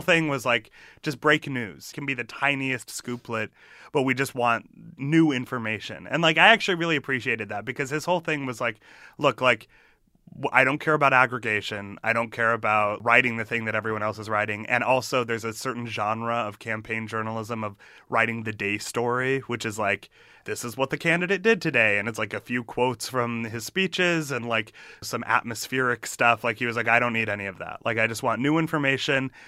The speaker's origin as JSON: {"language": "English", "region": "Massachusetts", "country": "United States", "tie": "born or raised there", "said": "I grew up in Massachusetts"}